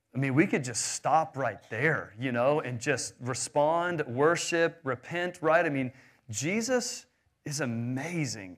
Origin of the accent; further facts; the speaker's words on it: Houston, Texas, United States; I grew up in Houston in a wealthy, uh, American suburbia